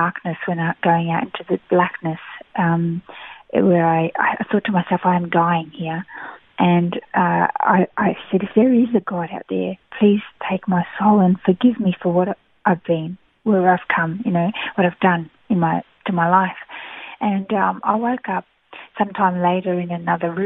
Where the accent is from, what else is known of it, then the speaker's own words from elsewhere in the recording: Melbourne, Victoria, Australia; moved away as an adult; also born or lived in Brazil; now in Gold Coast, Australia; I was raised in Melbourne, in Victoria, for most of my life